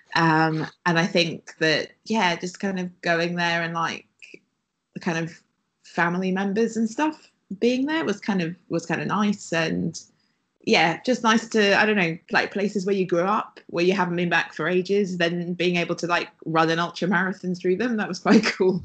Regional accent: Wales, United Kingdom; moved away; I'm from Wales originally

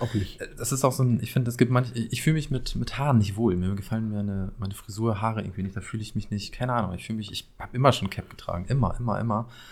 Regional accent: Paderborn, North Rhine-Westphalia, Germany; accent: East Westphalian; now in Berlin, Germany; wir in Paderborn sprechen keinen Dialekt oder sonst was

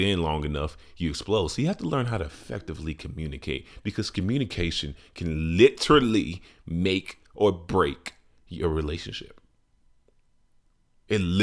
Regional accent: Chicago, Illinois, United States; my city, Chi-Town

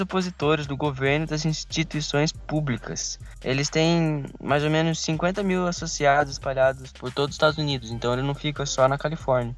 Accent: Brazil

